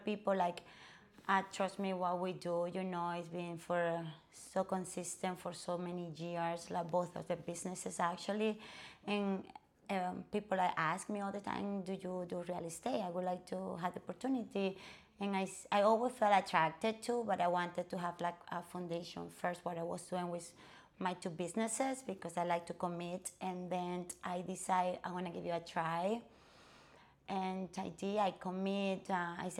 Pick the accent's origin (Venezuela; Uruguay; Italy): Venezuela; English is a second language; moved away as an adult; also born or lived in Colorado; now in South Florida, United States; Actually, I'm from Venezuela